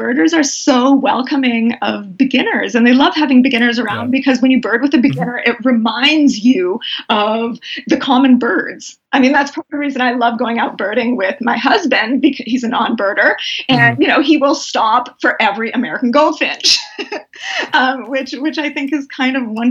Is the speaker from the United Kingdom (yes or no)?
no; Canada; I'm Canadian